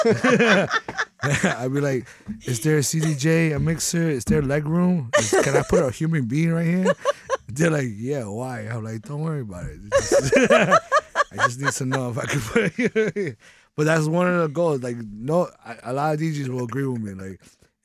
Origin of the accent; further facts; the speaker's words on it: New York City, New York, United States; we're from New York